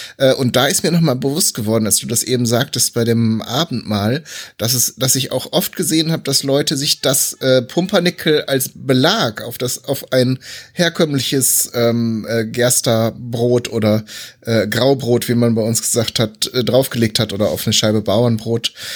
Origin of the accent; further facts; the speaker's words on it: North Rhine-Westphalia, Germany; ich bin ja eigentlich auch gebürtiger Westfale